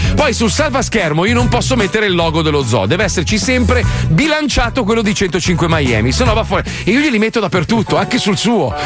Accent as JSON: {"language": "Italian", "country": "Italy", "said": "Io sono italiano"}